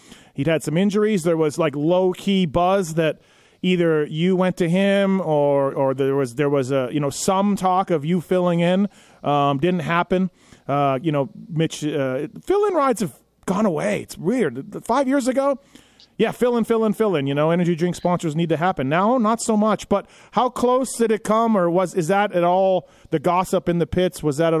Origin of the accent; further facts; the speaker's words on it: Canada; moved away as an adult; now in United States; I'm born and raised there, and I lived there for 24 years.